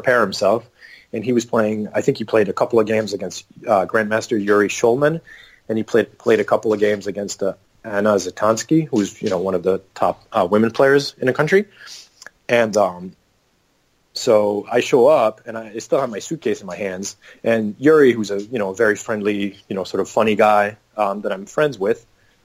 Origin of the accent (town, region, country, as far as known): Canada